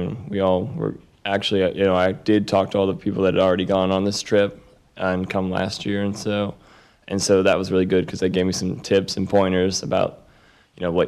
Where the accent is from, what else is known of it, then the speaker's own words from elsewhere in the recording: United States; also born or lived in Atlanta; born and raised American